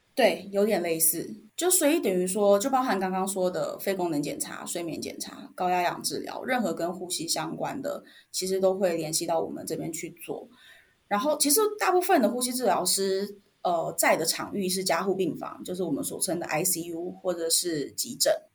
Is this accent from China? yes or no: no; Taiwan; accent: Taiwanese; moved away as an adult; 我就是抄着一个台湾口音